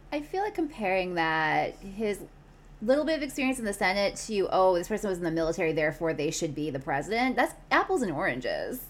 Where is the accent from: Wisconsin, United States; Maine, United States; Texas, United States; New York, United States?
Wisconsin, United States; Milwaukee; now in Kansas City, United States; my hometown of Milwaukee